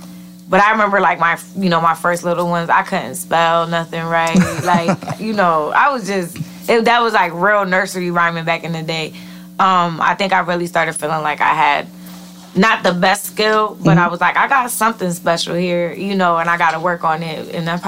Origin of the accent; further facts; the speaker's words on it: New Britain, Connecticut, United States; New Britain.